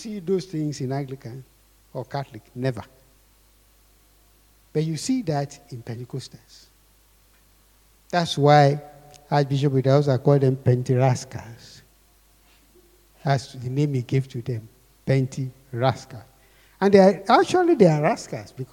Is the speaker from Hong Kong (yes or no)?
no; Akure, Ondo, Nigeria; I grew up in Akure